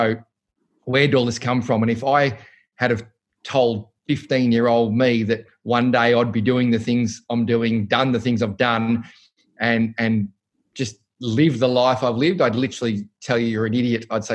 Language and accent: English; Cranbourne, Victoria, Australia; we grew up in Cranbourne, St Agatha's, and went to St Francis Xavier